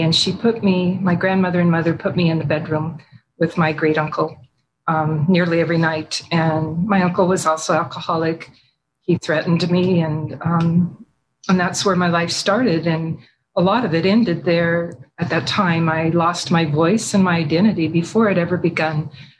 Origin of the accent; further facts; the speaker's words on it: Washington, United States; also born or lived in Michigan; My childhood, I was born in Michigan. My father was a captain in the Air Force. And then I spent a lot of my childhood and young adult life near McCord Air Force Base in Washington. We moved there when I was 3 years old.